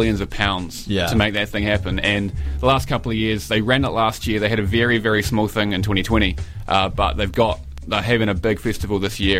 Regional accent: Palmerston North, Manawatū-Whanganui, New Zealand; moved away; also born or lived in Wellington, New Zealand / Edinburgh, United Kingdom; my hometown of Palmerston North. And I lived in Edinburgh for a couple of years

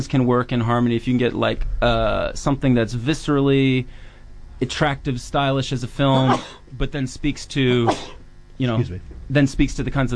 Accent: Charlottesville, Virginia, United States; now in New Zealand; I'm from Charlottesville

